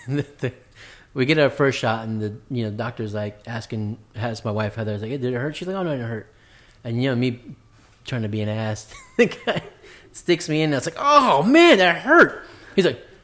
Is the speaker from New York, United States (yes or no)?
yes; New York City, New York, United States; I grew up in Queens.